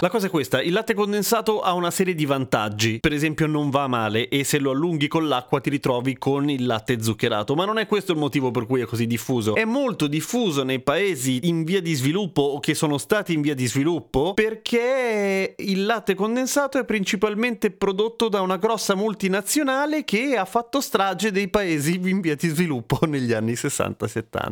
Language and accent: Italian; Italy; io sono nato in Italia